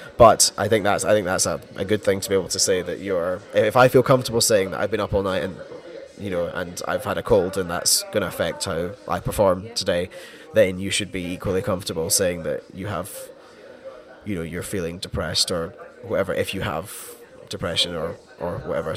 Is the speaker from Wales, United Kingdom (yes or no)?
no; Scotland, United Kingdom; I'm Scottish